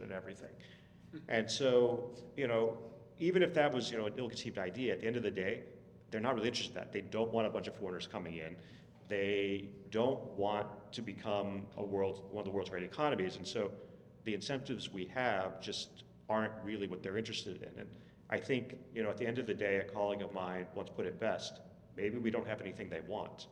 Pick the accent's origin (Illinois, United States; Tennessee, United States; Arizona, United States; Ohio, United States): Tennessee, United States